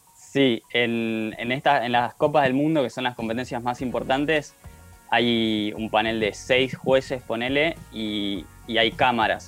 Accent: Bariloche, Río Negro, Argentina; soy nacido en Bariloche

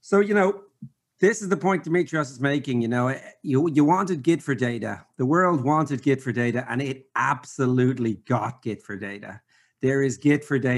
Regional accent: Ireland; accent: brogue; I'm from Ireland and I speak way too fast

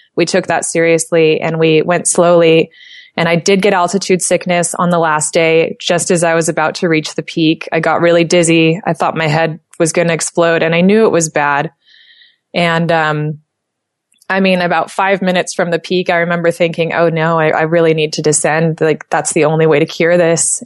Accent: United States; accent: American; with my American accent, that's how I pronounce it.

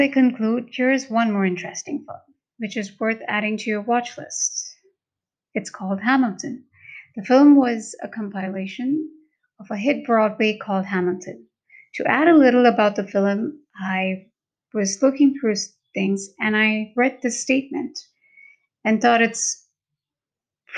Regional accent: Mumbai, Maharashtra, India; first language Hindi; English is a second language; I'm from India and born in Mumbai. Hindi is native to me

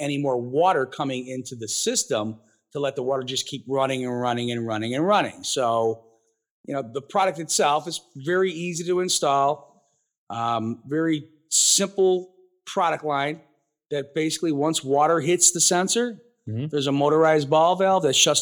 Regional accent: Chicago, Illinois, United States; I grew up, born and raised in the South Suburbs of the Chicagoland area

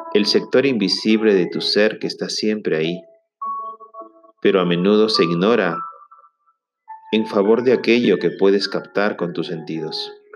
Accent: Trujillo, La Libertad, Peru; en mi ciudad natal, en Trujillo, Perú

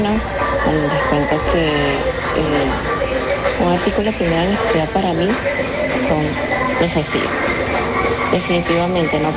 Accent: Peru; Yo, ah, como buena peruana, yo no puedo

